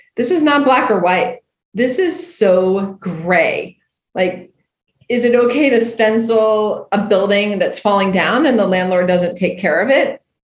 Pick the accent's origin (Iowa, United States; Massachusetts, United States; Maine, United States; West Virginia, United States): Maine, United States; Winterport; I'm from Maine originally. A Winterport, Maine, a town of 2,000 people, uh, and the only winter port in the US. So I grew up